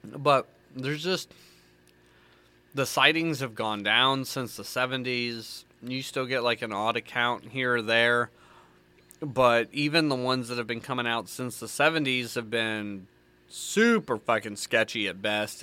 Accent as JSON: {"language": "English", "region": "the South", "country": "United States", "tie": "born or raised there", "accent": "country", "said": "Born and raised in the South"}